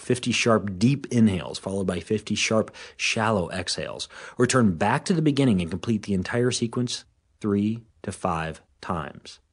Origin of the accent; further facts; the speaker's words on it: Washington, United States; here in my hometown in Washington State